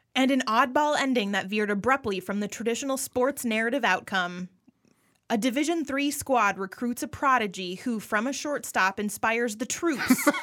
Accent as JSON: {"language": "English", "region": "Midwest", "country": "United States", "tie": "born or raised there", "said": "I was raised by lesbians in the Midwest"}